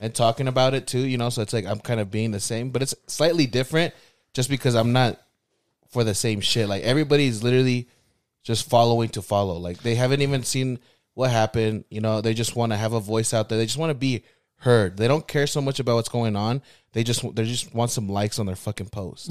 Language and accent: English; West Valley City, Utah, United States; I'm from West Valley